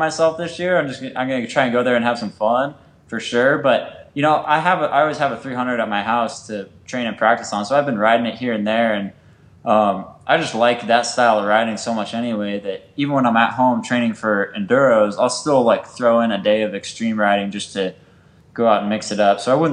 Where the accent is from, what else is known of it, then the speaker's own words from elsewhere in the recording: Arizona, United States; I'm from Arizona